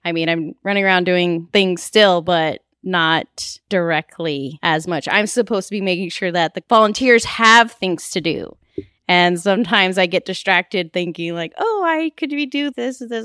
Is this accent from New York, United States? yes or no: no; Diamond Bar, California, United States; now in Claremont, United States; I grew up in Diamond Bar